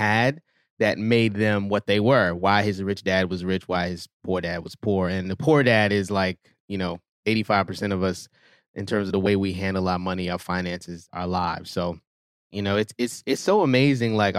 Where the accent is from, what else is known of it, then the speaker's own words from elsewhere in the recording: New York City, New York, United States; I'm also born and raised in Brooklyn